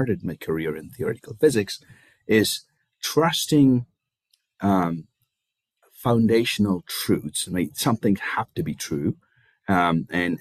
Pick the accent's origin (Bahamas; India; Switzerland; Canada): India; moved away as an adult; now in United States; I was born and raised in India. I came to the US for my graduate studies